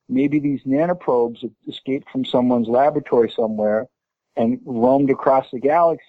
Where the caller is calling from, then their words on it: Boston, Massachusetts, United States; I'm calling from Jamaica Plain, Massachusetts.